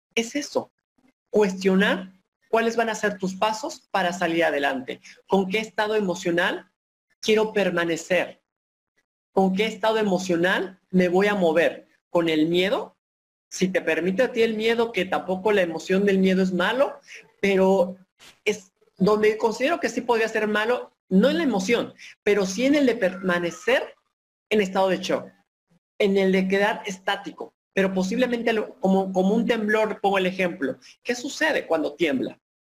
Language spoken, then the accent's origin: Spanish; Papantla, Veracruz, Mexico; traigo de mi tierra, de sentirme orgulloso papanteco, sentirme orgulloso veracruzano, pero sobre todo mexicano